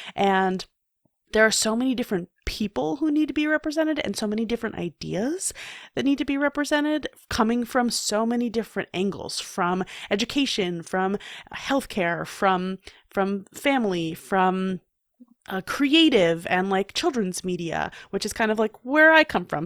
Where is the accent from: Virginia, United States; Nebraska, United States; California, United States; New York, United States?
New York, United States; New York City; I, I grew up in New York City